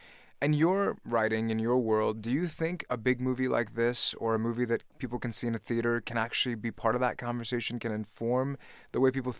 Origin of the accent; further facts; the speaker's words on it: Richmond, Virginia, United States; maybe it's the growing up in Richmond, maybe it's being a kid of the 90s